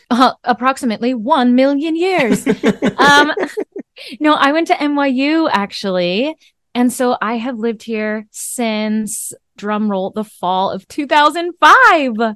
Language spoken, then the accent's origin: English; Vermont, United States; born or raised there; moved away